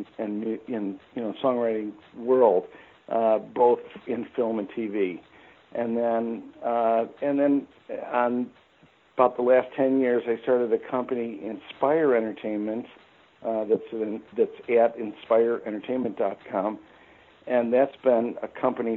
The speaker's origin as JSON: {"language": "English", "town": "Chicago", "region": "Illinois", "country": "United States", "tie": "born or raised there", "also_born_or_lived": "Kentucky", "moved": "as an adult", "said": "born and raised in Chicago"}